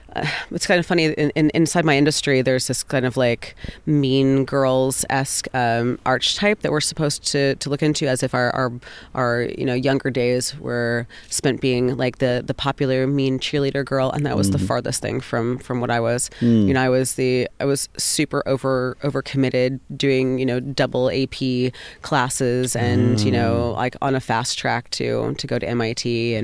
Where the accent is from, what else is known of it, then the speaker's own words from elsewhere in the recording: Texas, United States; born there; also born or lived in Carolinas / Deep South; I grew up all over the place. I was originally born in Texas, but I grew up, lived in 13 states before I moved out of the Carolinas, mostly like in the deep South, and in like the Eastern Seaboard.